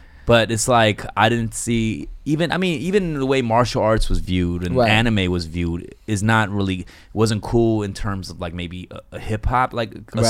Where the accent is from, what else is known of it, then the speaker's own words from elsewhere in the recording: United States; I lived in Koreatown